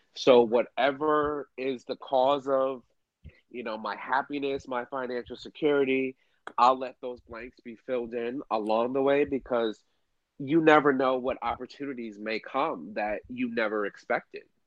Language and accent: English; Miami, Florida, United States; I'm from Miami